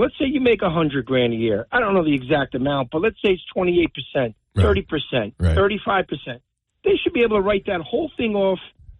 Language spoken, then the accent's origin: English; Lodi, New Jersey, United States; I grew up in Lodi